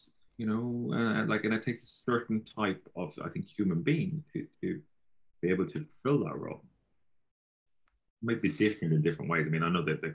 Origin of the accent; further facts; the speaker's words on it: Galway, Connacht, Ireland; I'm from Galway, and that's our throwaway phrase. At least it was when I grew up